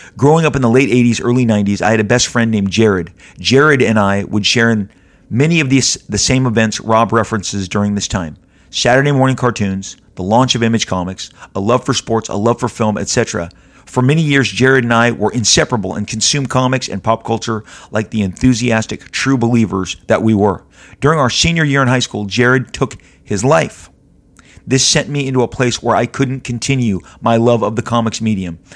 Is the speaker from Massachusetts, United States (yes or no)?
no; Southern California, United States; I'm born and raised in Southern California, been here my entire life